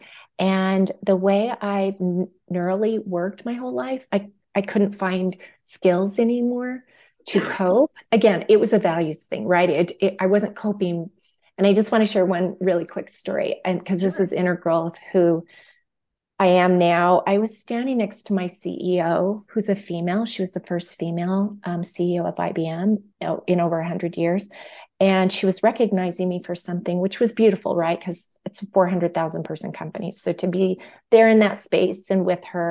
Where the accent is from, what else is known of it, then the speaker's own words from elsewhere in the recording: New Mexico, United States; moved away as an adult; now in Colorado, United States; I'm from New Mexico, and I was actually born just outside of the Navajo Reservation